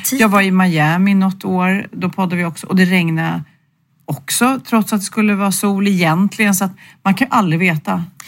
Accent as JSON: {"language": "Swedish", "country": "Sweden", "said": "vi svenskar"}